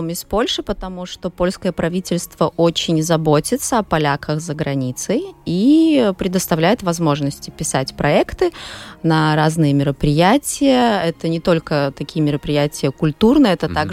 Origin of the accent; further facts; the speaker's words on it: Daugavpils, Latgale, Latvia; Все, кто родились в Даугавпилсе, выросли. Я родилась еще в советское время, поэтому у меня в семье нету русских, но русский он просто как вот как, как с воздухом